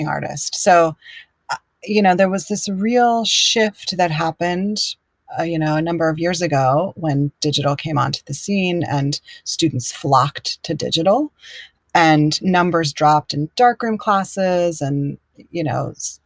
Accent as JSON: {"language": "English", "town": "Chapel Hill", "region": "North Carolina", "country": "United States", "tie": "born or raised there", "also_born_or_lived": "Durham / New York / San Francisco", "moved": "as an adult", "said": "I grew up where I'm living now. I grew up in Chapel Hill and Durham in North Carolina and moved away."}